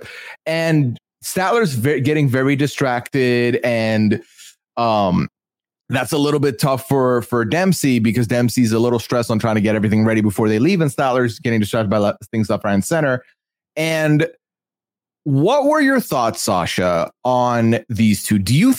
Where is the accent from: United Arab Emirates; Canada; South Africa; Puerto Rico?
United Arab Emirates; Dubai; Like, listen, I come from Dubai.